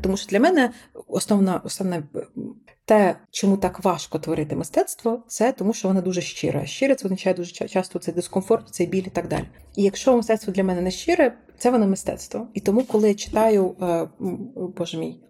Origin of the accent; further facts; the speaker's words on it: Sumy Oblast, Ukraine; я з Сумщини